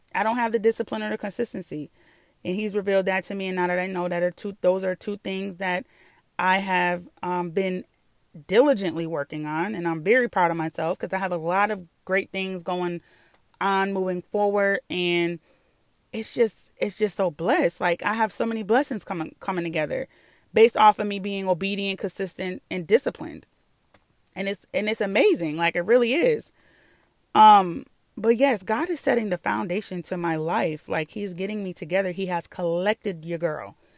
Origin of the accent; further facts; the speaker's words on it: New York, United States; moved away; I'm from New York.